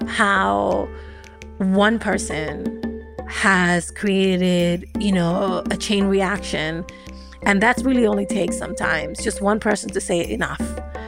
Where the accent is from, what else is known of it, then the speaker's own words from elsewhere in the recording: New York City, New York, United States; I grew up in the South Bronx in the 80s and 90s